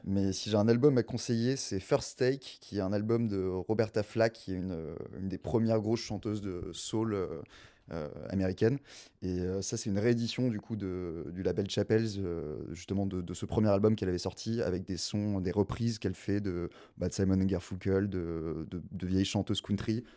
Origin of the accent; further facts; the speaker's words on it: Gers, Occitania, France; first language French; moved away; also born or lived in South Africa; Moi, je suis pas du tout parisien. Moi, je suis un petit sudiste. Euh, je viens voilà, je viens du Gers, une petite région à côté de Toulouse.